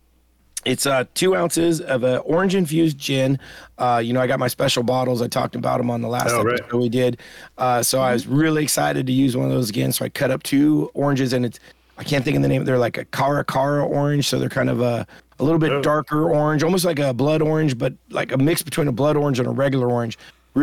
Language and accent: English; United States; I'm an American